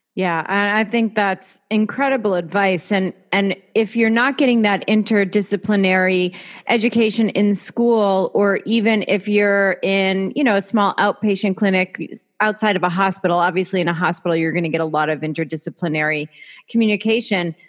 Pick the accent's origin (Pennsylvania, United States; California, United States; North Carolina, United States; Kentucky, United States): Pennsylvania, United States; I'm from Pennsylvania.